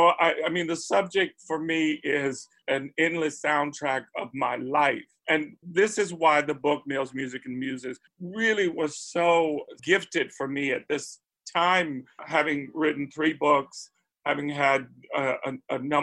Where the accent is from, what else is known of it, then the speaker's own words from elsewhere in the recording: Spartanburg, South Carolina, United States; I grew up in Spartanburg, South Carolina, already a transplant from the family's foundational birthplace, which was Charleston and Beaufort and the Gullah Islands